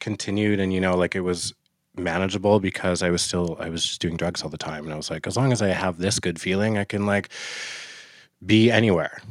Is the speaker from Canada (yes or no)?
yes; Fort Nelson, British Columbia, Canada; also born or lived in Vernon, British Columbia; I was born in Vernon, and I was adopted pretty quickly from my indigenous family, and I was raised in Fort Nelson, B C